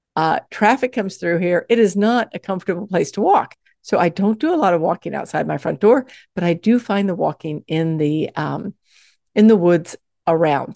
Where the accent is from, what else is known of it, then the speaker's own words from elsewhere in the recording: the South, United States; I grew up in the South